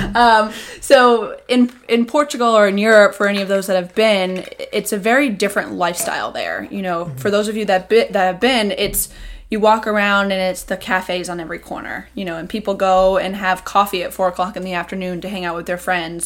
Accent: Seekonk, Massachusetts, United States; I'm from Seekonk.

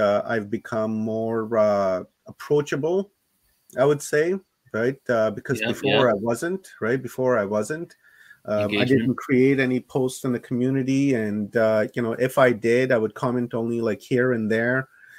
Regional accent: Canada; yeah, I'm a Canadian citizen anyhow, so you know they can't bother me all that much

